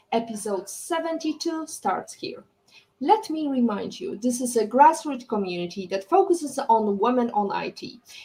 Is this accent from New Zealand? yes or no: no; Poland; we are both coming from Poland